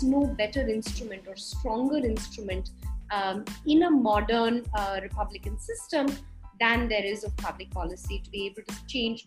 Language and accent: English; Mumbai, Maharashtra, India; I'm from Bombay